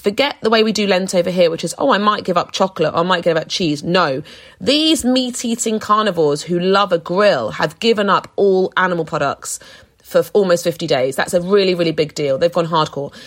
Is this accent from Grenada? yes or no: no; London, United Kingdom; I grew up more central in London